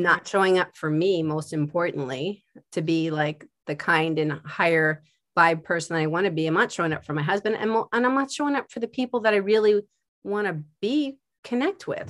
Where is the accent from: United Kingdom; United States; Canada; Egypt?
United States; Philadelphia, Pennsylvania; also born or lived in West Coast / New York; now in New Jersey, United States; I'm from Philadelphia